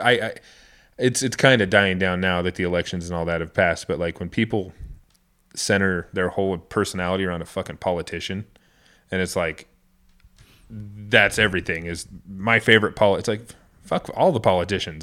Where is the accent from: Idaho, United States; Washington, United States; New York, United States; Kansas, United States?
Idaho, United States; coming from Idaho, we're both born and raised in Idaho, man, it's totally different world.